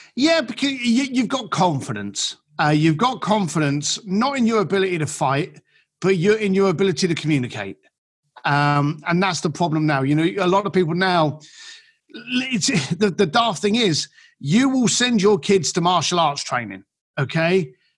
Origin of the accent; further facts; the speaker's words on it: London, United Kingdom; moved away; I'm an Irish kid from East London